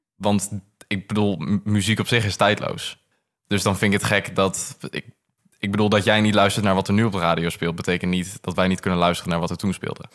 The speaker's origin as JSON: {"language": "Dutch", "region": "Groningen", "country": "Netherlands", "said": "ik kom uit Groningen"}